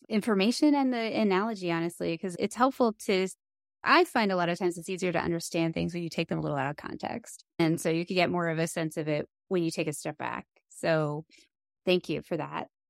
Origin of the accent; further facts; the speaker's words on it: near Three Mile Island, Pennsylvania, United States; I grew up near Three Mile Island